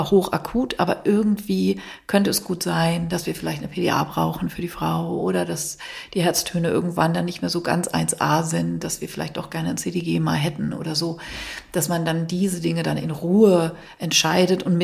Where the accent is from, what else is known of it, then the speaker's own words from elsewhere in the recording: Northern Germany, Germany; als wir als Norddeutsche für uns ist das ja auch funny.